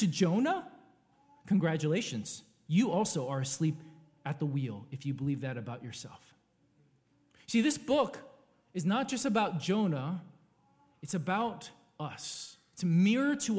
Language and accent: English; California, United States; I was born in California X amount of years ago